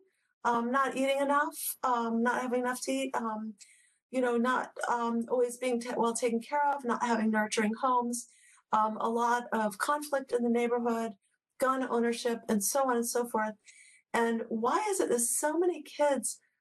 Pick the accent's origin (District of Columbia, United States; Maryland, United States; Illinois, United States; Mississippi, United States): District of Columbia, United States; Washington; I was born in Washington, D.C., and we lived in and around D.C. growing up